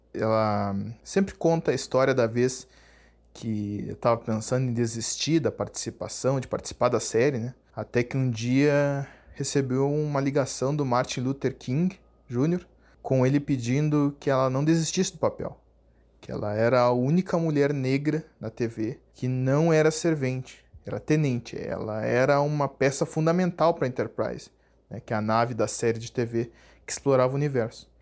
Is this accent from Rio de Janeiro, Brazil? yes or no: no; Candiota, Rio Grande do Sul, Brazil; now in Bagé, Brazil; cresci em Candiota e hoje eu moro em Bagé